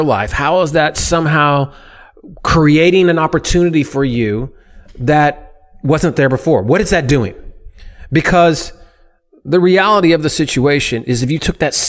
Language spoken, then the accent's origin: English; United States